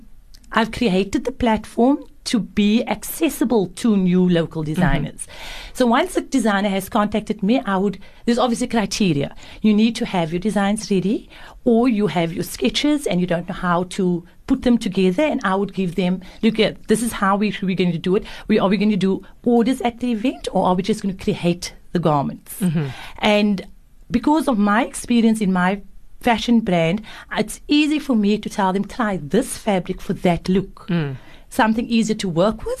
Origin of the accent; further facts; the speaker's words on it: Cape Town, Western Cape, South Africa; And as being South African, Cape Townian, we've got a different flair to our style.